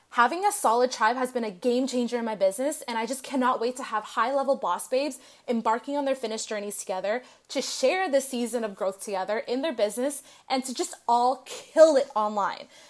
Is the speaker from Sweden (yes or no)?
no; Canada; now in Los Angeles, United States; I'm originally from Canada, but I'm currently living in L